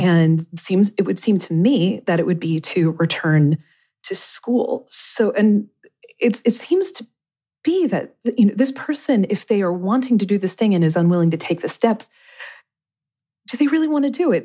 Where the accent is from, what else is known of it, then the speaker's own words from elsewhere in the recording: Kentucky, United States; I grew up in Kentucky